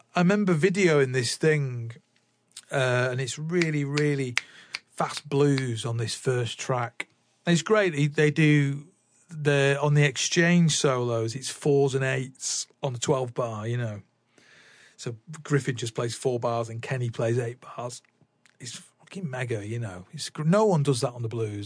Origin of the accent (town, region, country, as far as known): Salford, North West England, United Kingdom; born or raised there; also born or lived in Manchester / London